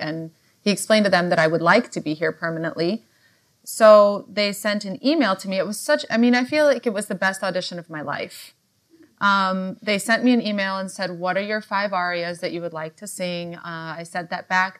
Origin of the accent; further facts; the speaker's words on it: Virginia, United States; moved away as an adult; also born or lived in Cincinnati / Los Angeles; now in New York, United States; I am from Virginia. That's where I went to high school.